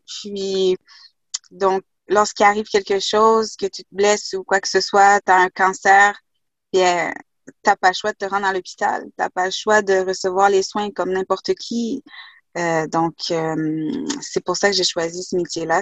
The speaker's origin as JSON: {"language": "French", "region": "Quebec", "country": "Canada", "tie": "born or raised there", "also_born_or_lived": "Haiti / Kuujjuaq / Asbestos", "said": "pour avoir vécu dans le Grand Nord québécois à Coudjouac, là, avec les Inuits"}